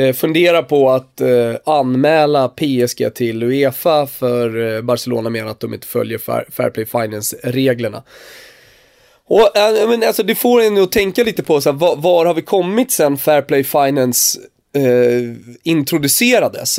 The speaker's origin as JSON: {"language": "Swedish", "country": "Turkey", "moved": "yes", "lives_now": "Sweden", "said": "nu kommer jag ju från Turkiet"}